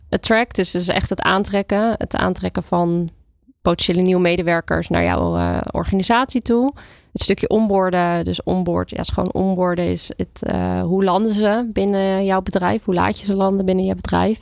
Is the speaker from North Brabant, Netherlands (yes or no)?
no; Brielle, South Holland, Netherlands; now in Huizen, Netherlands; Ik eh, kom uit de buurt van Rotterdam. Dus eh, ik ben opgegroeid in Brielen.